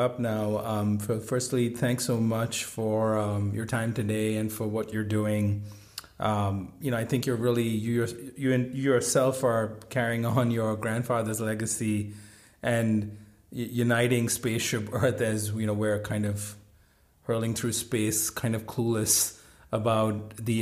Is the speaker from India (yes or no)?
yes; India; now in United States; I grew up in India